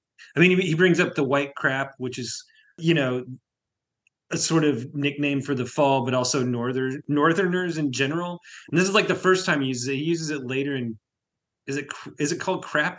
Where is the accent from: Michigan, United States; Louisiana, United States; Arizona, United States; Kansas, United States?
Kansas, United States; Southeast; where I grew up in Southeast Kansas